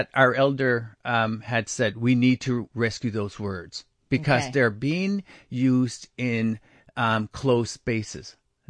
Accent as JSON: {"language": "English", "country": "Canada", "tie": "born or raised there", "said": "I grew up first in Neskazoni First Nation, where it's Mi'kmaq speaking."}